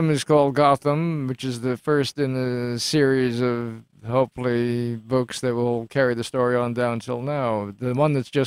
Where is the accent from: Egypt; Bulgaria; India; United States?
United States; New York City, New York; also born or lived in Valley Stream, New York / Great Neck, New York / Mexico City, Mexico; I started in Queens. We moved farther out on the island, but the post-war migration. Valley Stream was the next stop. And then rose to the great heights of Great Neck